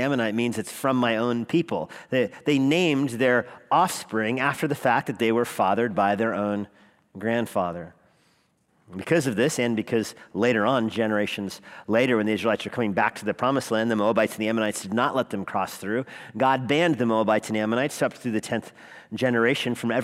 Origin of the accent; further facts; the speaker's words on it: Albuquerque, New Mexico, United States; moved away as an adult; I grew up in Albuquerque, never spent much time away from it